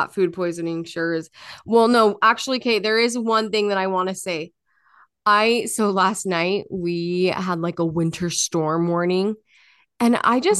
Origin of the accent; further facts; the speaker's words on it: Utah, United States; People here like go crazy over it. And I'm like, dude, like I'm from Utah. Like this is nothing.